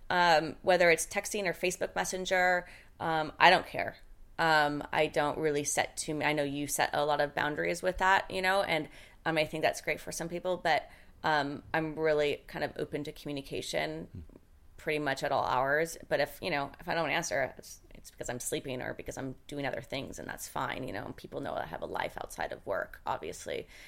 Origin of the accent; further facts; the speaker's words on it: Seattle, Washington, United States; I'm from Seattle. I'm from, like, the …, you know, the … and … days